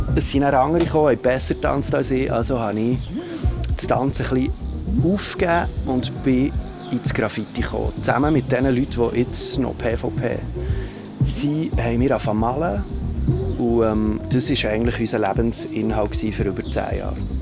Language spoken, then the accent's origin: German; Bern, Switzerland; bei uns in Bern